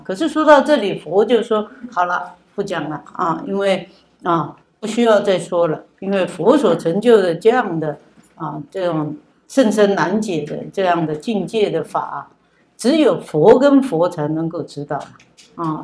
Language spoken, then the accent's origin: Chinese; Taiwan; 从小我们在台湾长大